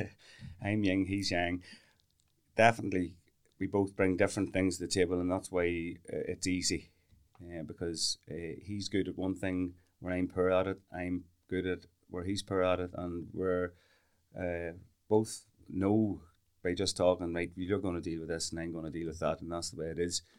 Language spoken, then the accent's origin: English; Camlough, Northern Ireland, United Kingdom; we're both from Kamla. That's where we were born and reared